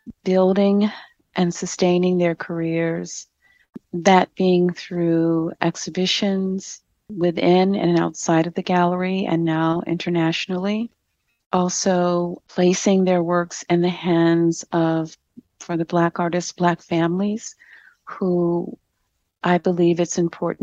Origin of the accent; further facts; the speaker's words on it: Chicago, Illinois, United States; growing up in Chicago